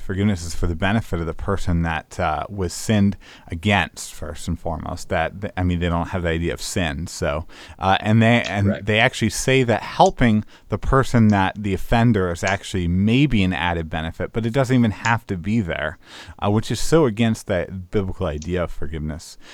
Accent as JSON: {"language": "English", "country": "United States"}